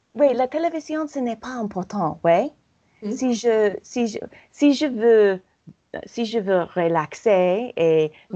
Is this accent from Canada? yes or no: no; United States; accent: American; French is a second language; j'adore mon accent euh, américain